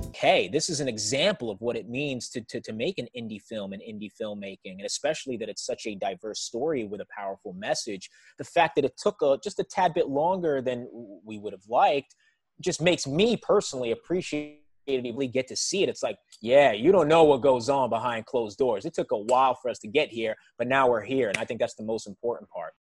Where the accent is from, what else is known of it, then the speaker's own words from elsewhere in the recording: New York City, New York, United States; I was raised in New York City